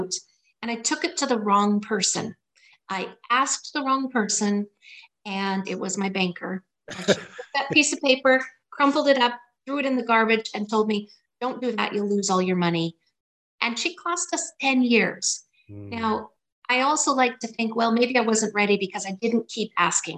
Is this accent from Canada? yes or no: yes; Waterton, Alberta, Canada; moved away as an adult; also born or lived in Pincher Creek, Alberta / Campbell River, British Columbia; I lived in Waterton and went to a 2-room schoolhouse